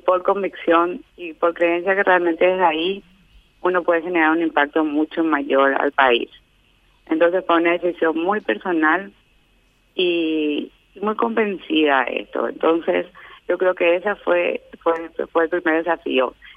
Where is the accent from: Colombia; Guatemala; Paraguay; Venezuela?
Paraguay; me llena de orgullo como paraguaya